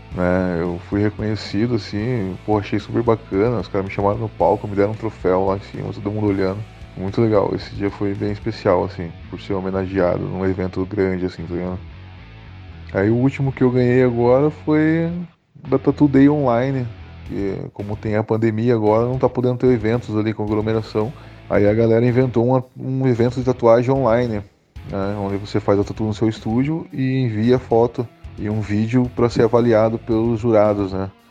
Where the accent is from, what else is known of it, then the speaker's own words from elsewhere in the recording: near Tatuí, São Paulo, Brazil; now in Pinhais, Brazil; eu fui para Tatuí, em São Paulo, participar da convenção também, que é perto da minha terrinha lá onde eu morava